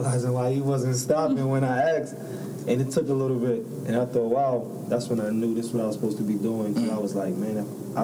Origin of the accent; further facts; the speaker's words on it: Buffalo, New York, United States; moved away; I'm from Buffalo, New York.